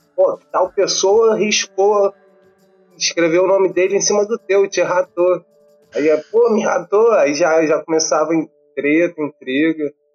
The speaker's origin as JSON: {"language": "Portuguese", "town": "Niterói", "region": "Rio de Janeiro", "country": "Brazil", "tie": "born or raised there", "said": "sou carioca, nasci e criado em Niterói"}